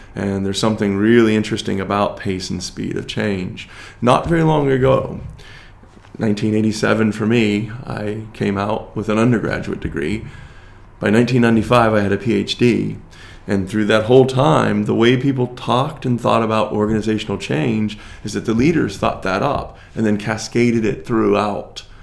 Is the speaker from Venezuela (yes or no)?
no; United States; even as an American.